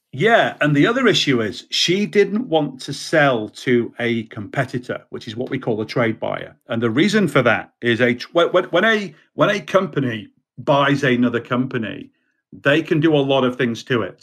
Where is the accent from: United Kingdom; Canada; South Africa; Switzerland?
United Kingdom; also born or lived in Baltimore, United States; I'm a Brit